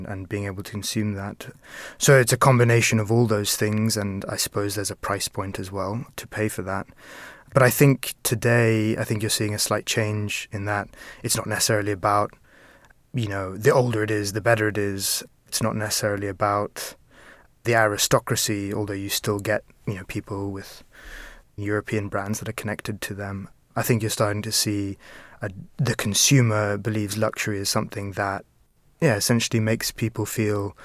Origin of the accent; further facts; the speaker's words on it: India; now in Brazil; I'm not completely British. I grew up in India. I'm half South African.